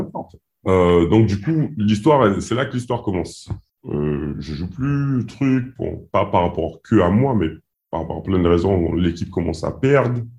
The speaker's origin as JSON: {"language": "French", "country": "French Guiana", "said": "je suis Guyanais."}